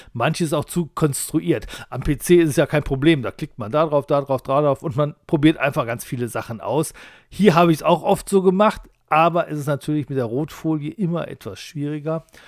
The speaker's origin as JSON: {"language": "German", "town": "Duisburg", "region": "North Rhine-Westphalia", "country": "Germany", "said": "Schließlich bin ich aus Duisburg"}